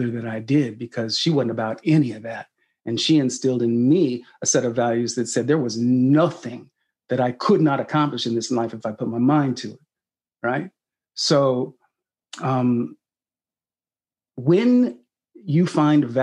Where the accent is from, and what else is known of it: Sacramento, California, United States; born or raised there